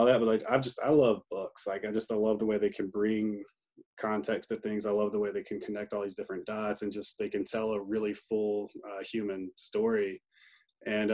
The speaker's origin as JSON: {"language": "English", "town": "Greenville", "region": "North Carolina", "country": "United States", "tie": "born or raised there", "said": "I grew up in Greenville"}